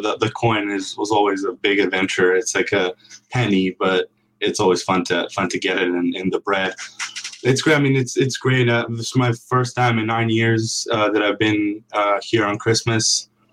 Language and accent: English; Serbia; now in United States